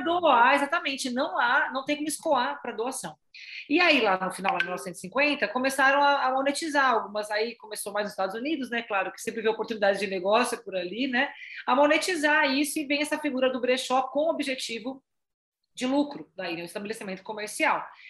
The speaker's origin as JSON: {"language": "Portuguese", "town": "Salto", "region": "São Paulo", "country": "Brazil", "said": "a gente é de Salto, né, a gente tá em Salto, interior de São Paulo"}